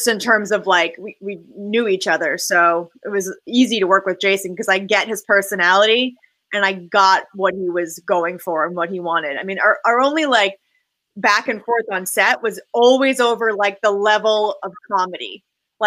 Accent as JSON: {"language": "English", "town": "Boston", "region": "Massachusetts", "country": "United States", "tie": "born or raised there", "moved": "as an adult", "lives_now": "Los Angeles, United States", "said": "I'm really excited to be working in my hometown"}